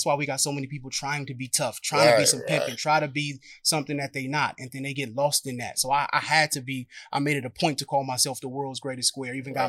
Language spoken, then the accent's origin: English; San Francisco, California, United States; also born or lived in Antioch, California; I'm from Hunters Point. I'm from the Point. San Francisco, California. Born and raised.